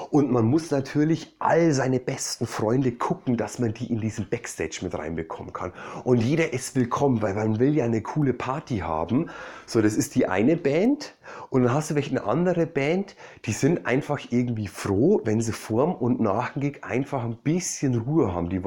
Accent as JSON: {"language": "German", "region": "Bavaria", "country": "Germany", "tie": "born or raised there", "said": "da ähm, war ich in meiner Heimat in Bayern"}